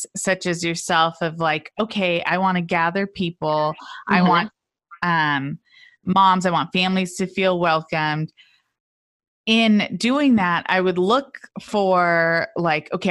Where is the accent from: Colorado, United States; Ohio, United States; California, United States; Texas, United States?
California, United States; Orange County; I grew up in Orange County